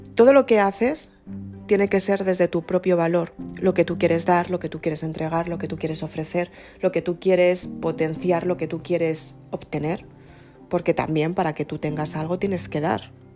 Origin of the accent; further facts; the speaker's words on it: Madrid, Community of Madrid, Spain; Somos las dos de Madrid